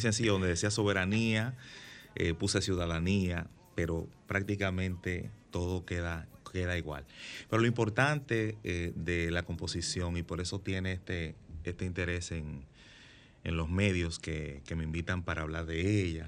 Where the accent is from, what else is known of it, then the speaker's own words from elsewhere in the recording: Santiago de los Caballeros, Santiago, Dominican Republic; yo vivo en Santiago, yo soy de Santiago